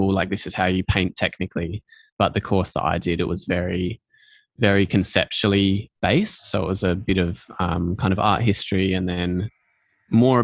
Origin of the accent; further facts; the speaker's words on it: Adelaide, South Australia, Australia; I'm from Adelaide, kind of born and raised and grew up here.